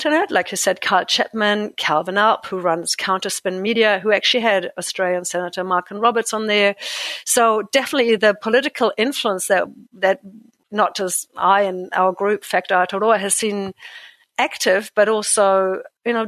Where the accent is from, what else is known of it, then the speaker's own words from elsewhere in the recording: Germany; now in New Zealand; I'm an immigrant to New Zealand. I come from Germany originally, as you can probably tell from my weird name and accent